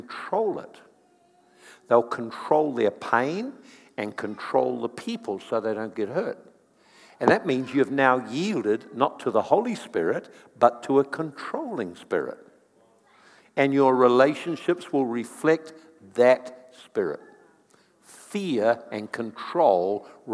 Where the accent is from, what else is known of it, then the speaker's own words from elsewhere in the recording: New Zealand; I'm from New Zealand as well